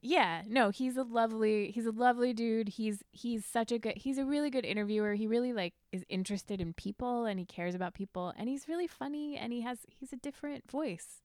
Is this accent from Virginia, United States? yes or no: yes; Mechanicsville, Virginia, United States; moved away as an adult; also born or lived in New York; I grew up in Mechanicsville